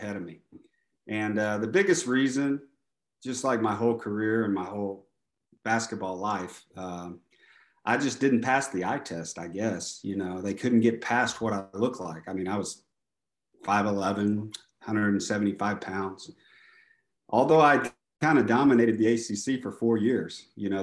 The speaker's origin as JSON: {"language": "English", "town": "Enid", "region": "Oklahoma", "country": "United States", "tie": "born or raised there", "moved": "as an adult", "said": "my house I grew up in Enid, Oklahoma"}